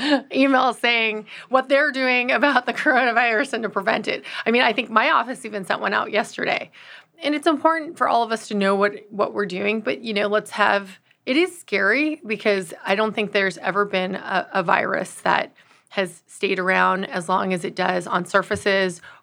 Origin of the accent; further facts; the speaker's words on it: Los Angeles, California, United States; also born or lived in Austin, Texas; I'm originally from Los Angeles, California